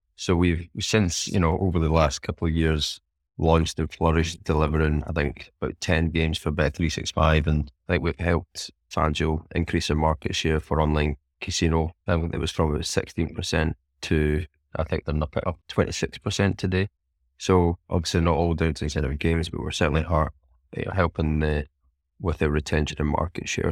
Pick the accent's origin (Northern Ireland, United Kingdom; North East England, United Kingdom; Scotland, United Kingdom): Scotland, United Kingdom; being Scottish and who, who I am